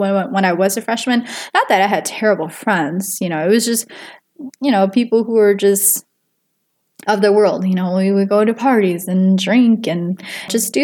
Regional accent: Minnesota, United States; also born or lived in Wisconsin; I was born in Wisconsin, but we had moved to Minnesota when I was in third grade, so I must have been nine, because there wasn't a lot of job opportunities where we were living. Yeah, and then we've stayed in Minnesota since

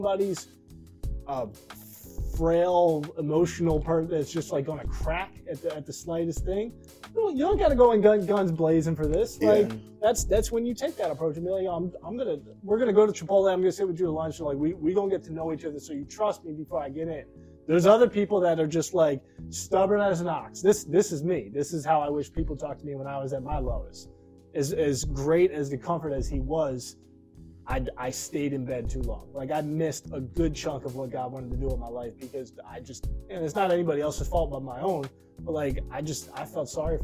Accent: New Jersey, United States; I'm from New Jersey

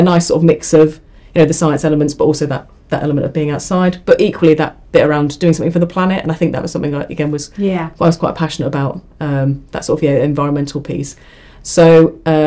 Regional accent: Ipswich, East of England, United Kingdom; I moved back to my hometown of Ipswich

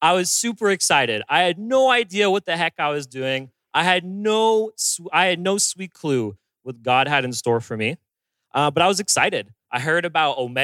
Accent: Bowmanville, Ontario, Canada; moved away; I'm originally from Bowmanville, Ontario, which is way out, close to Toronto.

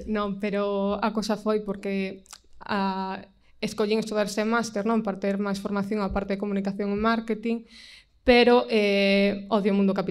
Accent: A Pobra do Caramiñal, Galicia, Spain; now in Vigo, Spain; eu son do, da Pobra do Caramiñal, que é na costa, na zona do Barbanza, entón tampouco son unha, unha muller do rural rural, pero sí que son dunha vila de menos de 10.000 habitantes.

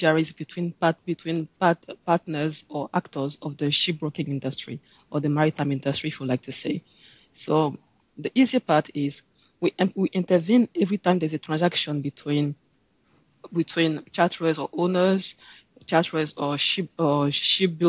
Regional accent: Abidjan, Côte d’Ivoire; also born or lived in Le Havre, France / Nottingham, United Kingdom; I'm from Ivory Coast in Abidjan.

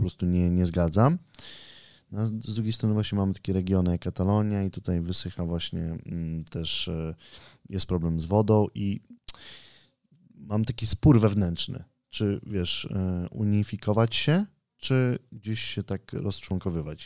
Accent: Poland; jestem z Polski

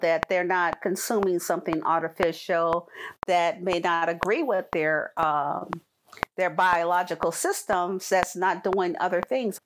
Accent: California, United States; moved away as an adult; also born or lived in Bolingbrook, Illinois; my hometown of California

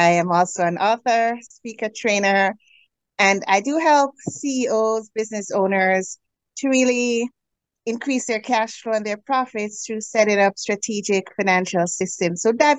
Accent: Jamaica; moved away as an adult; now in Canada; So I am originally from the Caribbean, Jamaica

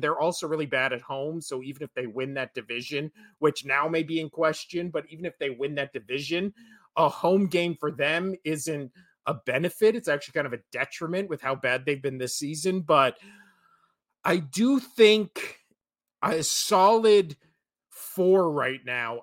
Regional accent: Las Vegas, Nevada, United States; me being born and raised in Vegas

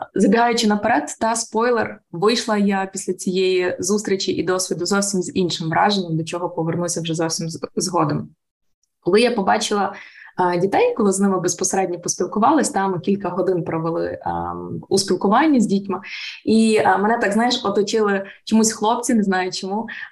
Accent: Ukraine; Я українка, народилась в Україні.

